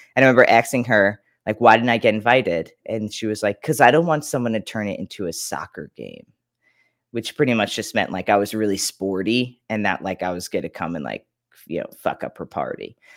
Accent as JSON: {"language": "English", "area": "Long Island", "region": "New York", "country": "United States", "tie": "born or raised there", "said": "born in New York, Long Island"}